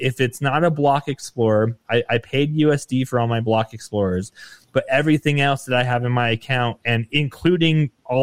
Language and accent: English; Nevada, United States; I grew up in Nevada